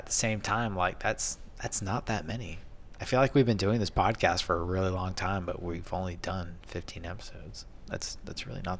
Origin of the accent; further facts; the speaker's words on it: Manitowoc, Wisconsin, United States; I was born in January in freaking Manitowoc, Wisconsin. It was, like, 30 below zero.